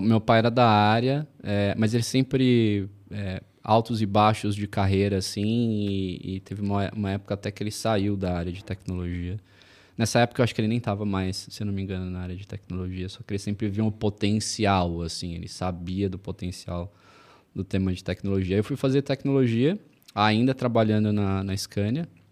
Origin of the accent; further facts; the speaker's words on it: São Paulo, Brazil; eu sou de São Paulo, sou nascido e criado em São Paulo